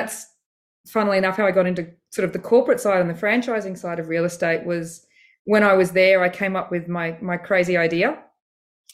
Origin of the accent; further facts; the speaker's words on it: Australia; I'm technically dual citizen. I'm British and I'm Australian.